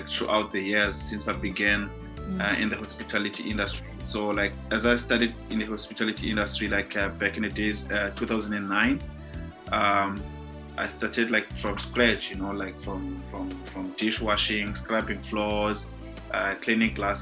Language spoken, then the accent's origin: English; Cape Town, Western Cape, South Africa; I was born and bred in Khayelitsha back in the days in 1986.